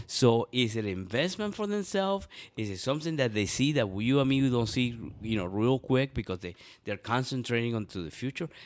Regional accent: Venezuela; now in Columbus, United States; I was born in Venezuela

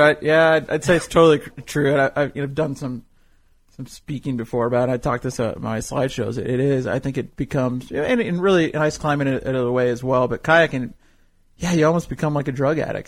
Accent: Fresno, California, United States; moved away as an adult; now in Cody, United States; I grew up in California

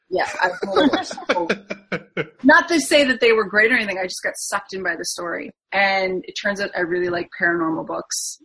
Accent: Ontario, Canada; I'm from Ontario, Canada, and I live on Lake Huron on the Canadian side in a little itty bitty small town

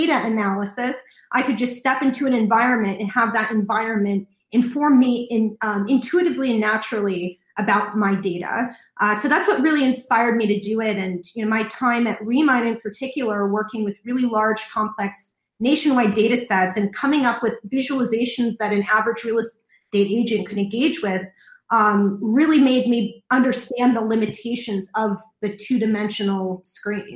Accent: Kansas City, Missouri, United States; also born or lived in San Diego, California; I was born in San Diego, but I moved to the Midwest. My father graduated from UCSD Medical School and got a job in Kansas City. So I was moved to the Midwest when I was six

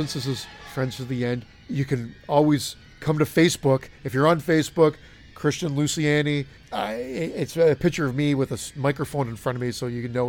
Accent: Toronto, Ontario, Canada; And I said, oh, Toronto. They're like, oh, we're from New York. And we just assumed you were from New York. And I'm like, really? Because I get called out on being Canadian because I say A a lot.

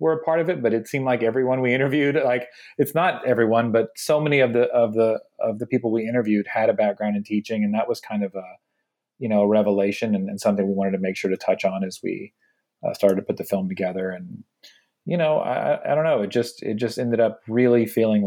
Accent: Houston, Texas, United States; moved away; we're from Houston, Texas originally

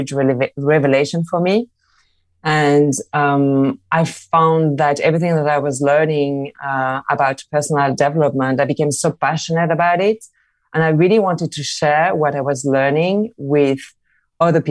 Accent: Marseille, Provence-Alpes-Côte d'Azur, France; moved away as an adult; also born or lived in London; now in Barcelona, Spain; I'm from Marseille in France. I moved to London where everything happens.

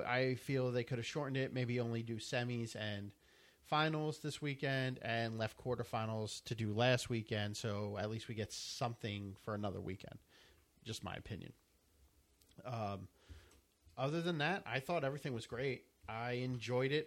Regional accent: United States; I'm from America.

